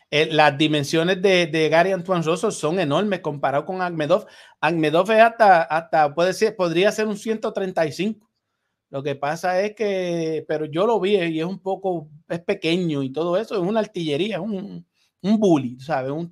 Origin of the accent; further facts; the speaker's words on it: San Juan de la Maguana, San Juan, Dominican Republic; a todo mi país, República Dominicana, mi pueblo San Juan de la Maguana, mi familia